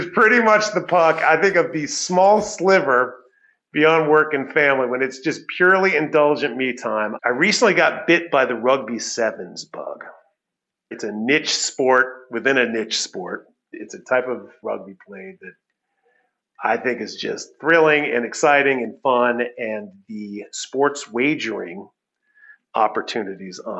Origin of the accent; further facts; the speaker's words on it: United States; moved away as an adult; now in Toronto, Canada; since I am American and my wife is British, on average, we're Canadian.